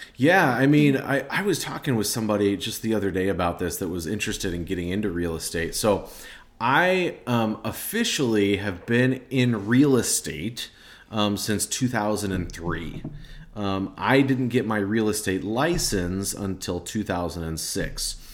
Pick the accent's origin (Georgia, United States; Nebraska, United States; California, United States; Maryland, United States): Nebraska, United States; I'm from Nebraska. Um, we're Nebraska people